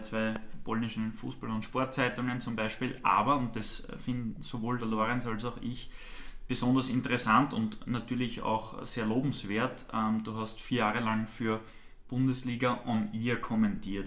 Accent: near Untersiebenbrunn, Lower Austria, Austria; Also ich bin direkt neben Untersimbrunn aufgewachsen

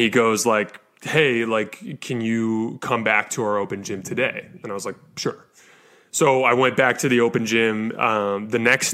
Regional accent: Tucson, Arizona, United States; I grew up in Tucson, Arizona

